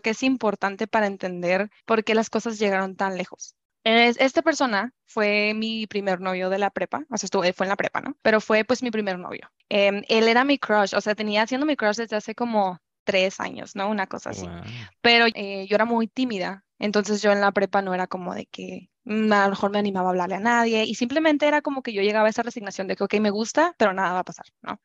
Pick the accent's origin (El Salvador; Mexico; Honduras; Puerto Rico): Mexico; Culiacán, Sinaloa; moved away as an adult; now in Guadalajara, Mexico; yo soy de Culiacán, viví toda mi vida en Culiacán, ahorita uh. vivo en Guadalajara